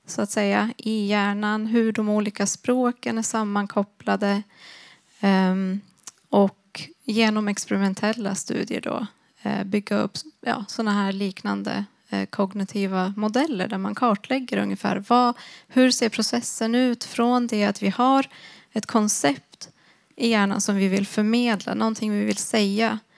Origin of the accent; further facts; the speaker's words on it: Sweden; first language Swedish; hårdare när det var på svenska, på mitt första mm. språk. Men inte fullt lika hårt när det var på mitt andra språk.